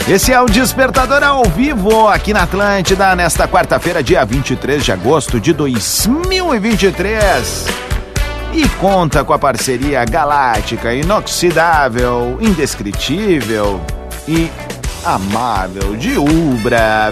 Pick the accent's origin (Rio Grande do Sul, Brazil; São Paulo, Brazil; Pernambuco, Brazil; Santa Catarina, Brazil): Rio Grande do Sul, Brazil; Viamão